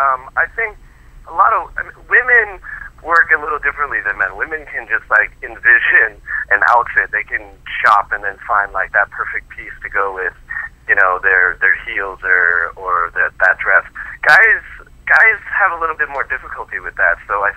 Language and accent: English; Boston, Massachusetts, United States; now in New York, United States; I'm a transplant from Boston, and, you know, coming to New York, I really had to step up my fashion game as well